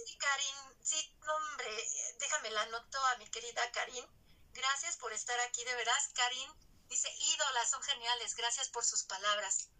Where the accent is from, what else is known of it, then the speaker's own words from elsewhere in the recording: Manzanillo, Colima, Mexico; mis bellas hermagas con las que crecí en Manzanillo